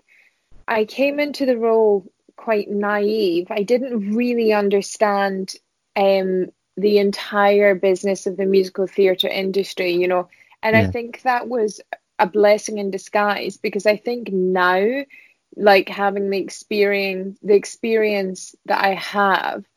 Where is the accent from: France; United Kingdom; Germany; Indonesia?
United Kingdom; Scotland; also born or lived in Vienna, Austria; I'm Scottish